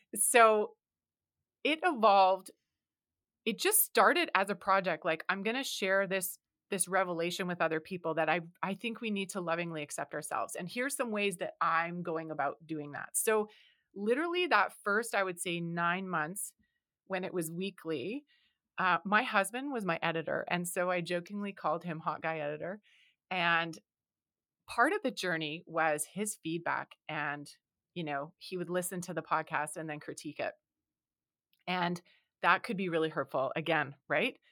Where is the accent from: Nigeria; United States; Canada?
Canada; because I am from Canada